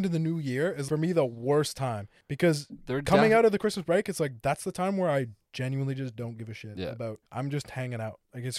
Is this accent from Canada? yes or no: yes; Canada; Being Canadian.